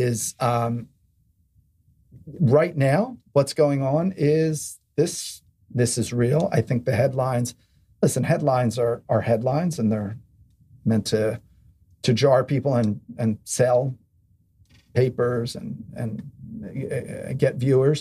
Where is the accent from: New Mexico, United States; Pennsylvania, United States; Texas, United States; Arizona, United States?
Pennsylvania, United States; Philadelphia; now in New York City, United States; I come from Philadelphia and I have a very strong base there.